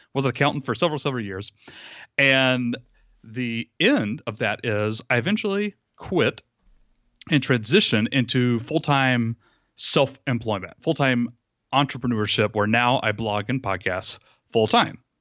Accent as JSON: {"language": "English", "town": "Rome", "region": "Georgia", "country": "United States", "tie": "born or raised there", "also_born_or_lived": "Atlanta, Georgia", "said": "I moved across the state of Georgia back to my hometown, my the house that I grew up"}